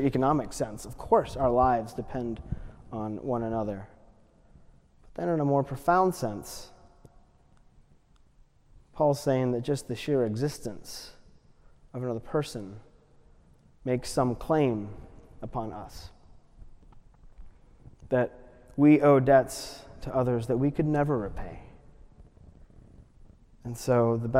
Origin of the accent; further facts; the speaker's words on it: United States; as an American